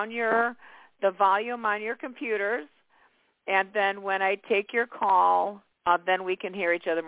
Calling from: Illinois, United States; I'm calling from Illinois, and I just wanted to see what's coming up for my love life.

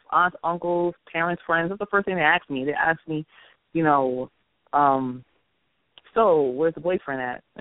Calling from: Long Island, New York, United States; I'm calling from Long Island.

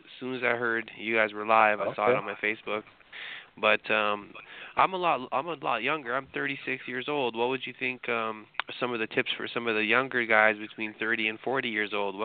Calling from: Edmonton, Alberta, Canada; I'm calling you from Canada. I'm in Edmonton right now

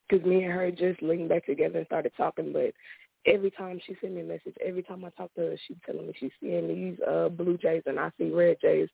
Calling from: Houston, Texas, United States; Houston, Texas.

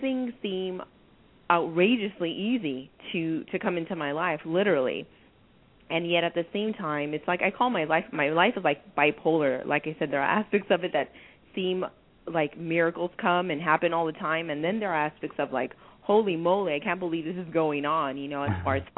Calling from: San Diego, California, United States; I'm calling from San Diego.

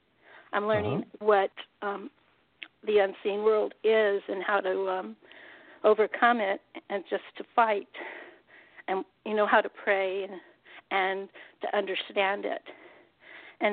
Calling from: San Jose, California, United States; San Jose, California.

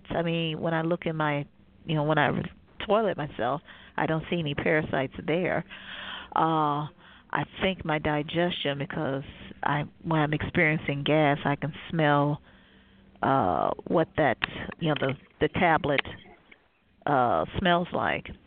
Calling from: Cleveland, Ohio, United States; Cleveland, Ohio.

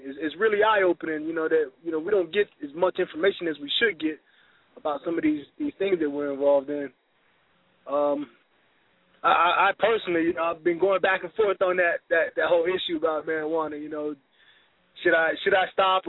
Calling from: Colorado, United States; I'm calling from Colorado.

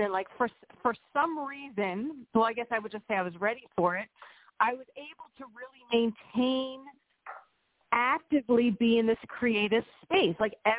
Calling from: Pennsylvania, United States; from Pennsylvania.

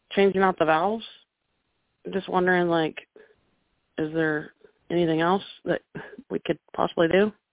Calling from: Oklahoma, United States; from Oklahoma.

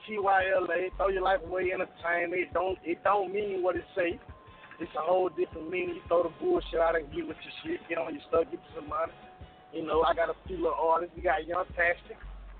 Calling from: Mobile, Alabama, United States; I'm calling from East Side, B Side, at Mobile, Alabama.

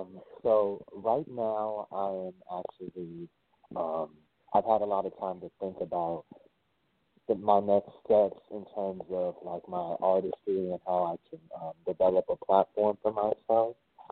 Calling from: New Orleans, Louisiana, United States; also born or lived in Minneapolis, Minnesota; I'm calling from New Orleans, but my phone number is a Minnesota, Minneapolis phone number.

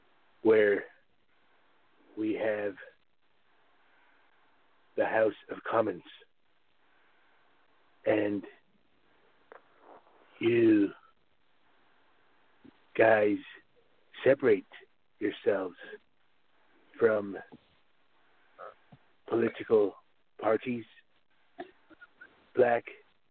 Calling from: Moncton, New Brunswick, Canada; I'm calling from Moncton in Canada.

